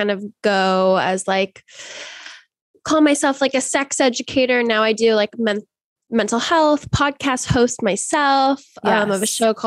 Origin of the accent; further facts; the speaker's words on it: Seattle, Washington, United States; I'm from Seattle, Washington originally, but I grew up in like a really Catholic conservative bubble in this extremely liberal city